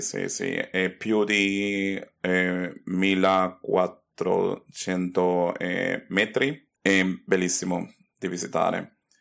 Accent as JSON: {"language": "Italian", "town": "Caracas", "region": "Capital District", "country": "Venezuela", "tie": "born or raised there", "second_language": "Italian", "moved": "yes", "lives_now": "Germany", "said": "io sono nato a Caracas in Venezuela"}